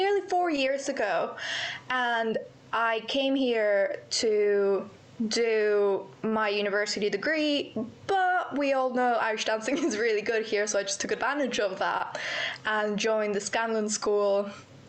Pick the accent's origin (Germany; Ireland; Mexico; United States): Mexico; Querétaro; moved away as an adult; now in United Kingdom; I am from Querétaro. It's not a very well-known place.